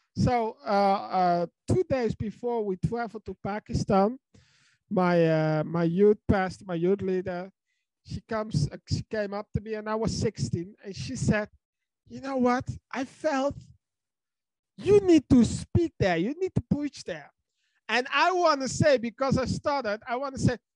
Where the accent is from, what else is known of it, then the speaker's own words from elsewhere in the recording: Netherlands; I'm from the Netherlands